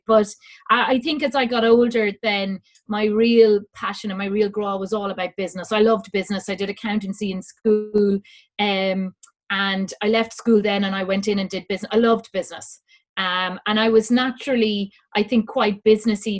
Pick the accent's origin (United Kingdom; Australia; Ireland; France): Ireland; Dublin, Leinster; now in Kildare, Ireland; I was brought up in Dublin, lived in Dublin all my life.